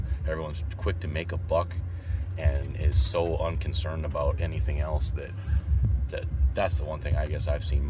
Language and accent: English; Dickinson, North Dakota, United States; From here. Dickinson?